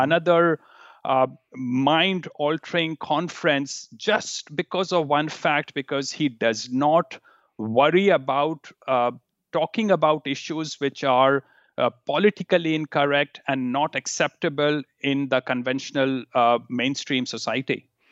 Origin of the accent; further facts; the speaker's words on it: India; moved away; growing up in India